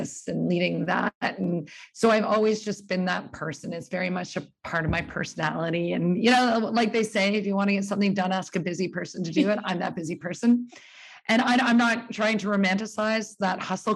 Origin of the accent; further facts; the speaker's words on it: Burlington, Ontario, Canada; moved away as an adult; also born or lived in New York, United States / Australia; I was born in Burlington, Ontario, and that's where I live right now